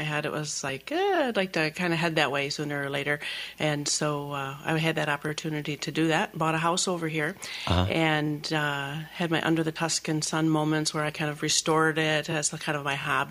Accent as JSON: {"language": "English", "area": "Oakland County", "region": "Michigan", "country": "United States", "tie": "born or raised there", "also_born_or_lived": "Flint, Michigan / Saugatuck, Michigan", "said": "I grew up in Oakland County, but I actually still have a home in the Flint area"}